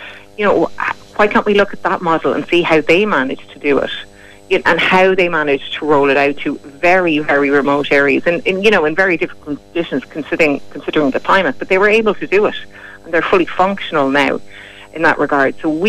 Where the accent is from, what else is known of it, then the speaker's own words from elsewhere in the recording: Kilkenny, Leinster, Ireland; moved away; I'm from Kilkenny myself